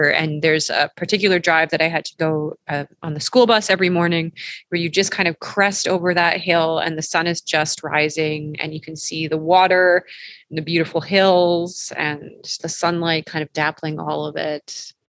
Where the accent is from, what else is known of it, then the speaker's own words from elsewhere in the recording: Peace River, Alberta, Canada; moved away; I'm going to rep my hometown, Peace River, Alberta. It's been such a long time since I have been able to visit it, and it's a beautiful valley with a river running through it.